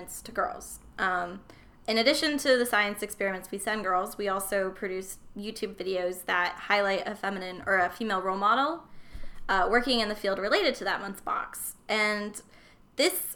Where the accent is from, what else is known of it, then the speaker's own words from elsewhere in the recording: Las Vegas, Nevada, United States; now in Seattle, United States; I grew up in Las Vegas, Nevada